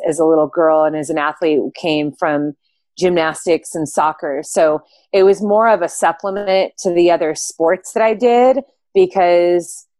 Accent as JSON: {"language": "English", "region": "Southern California", "country": "United States", "moved": "as an adult", "lives_now": "Bend, United States", "said": "I am originally from Southern California. I live in Bend, Oregon now"}